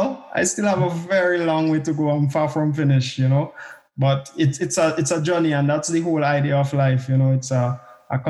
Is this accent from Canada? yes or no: no; Grenada; moved away as an adult; also born or lived in Barbados; now in Scotland, United Kingdom; I was born in Grenada. So I am Grenadian, but I more like to think of myself as a CARICOM national. I grew up in Grenada